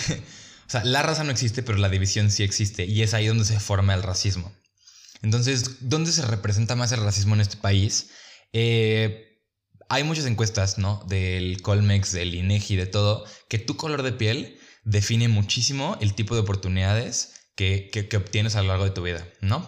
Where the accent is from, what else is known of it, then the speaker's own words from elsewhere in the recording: Mexico; como mexicanos